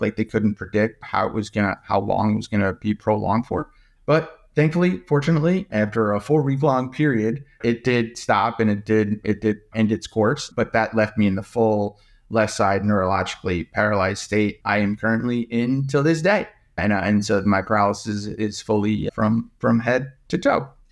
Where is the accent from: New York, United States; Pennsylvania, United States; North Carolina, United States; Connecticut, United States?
New York, United States; now in Menlo Park, United States; I was born and raised in New York.